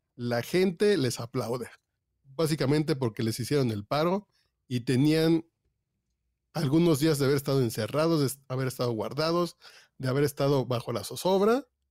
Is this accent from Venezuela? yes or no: no; Mexico; somos mexicanos